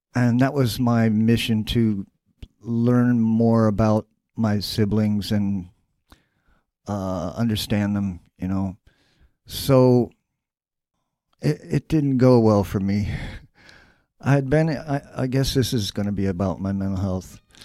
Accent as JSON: {"language": "English", "town": "Dayton", "region": "Ohio", "country": "United States", "tie": "born or raised there", "also_born_or_lived": "New York City / Brooklyn", "moved": "yes", "said": "Dayton, which is my hometown."}